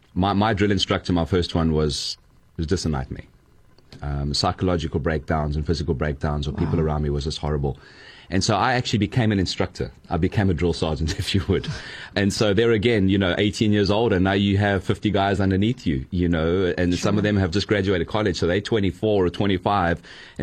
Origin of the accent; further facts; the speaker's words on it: United States; Growing up in the United States, most young boys might want to be the new point guard or the new, you know, lead pitcher or the new quarterback.